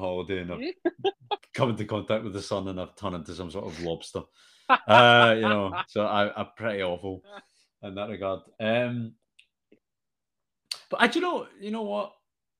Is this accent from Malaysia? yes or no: no; Glasgow, Scotland, United Kingdom; accent: Scottish; I think my Scottish accent's quite mild. {S1} Yeah. {S0} You know, like I think that maybe you and I are quite similar in this regard. Like definitely when I'm home, I'm a bit more like Glaswegian and Scottish